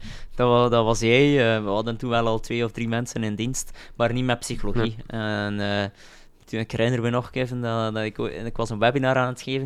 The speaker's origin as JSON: {"language": "Dutch", "town": "Roeselare", "region": "Flanders", "country": "Belgium", "said": "uit Roeselaar, ik ben van Roeselaar."}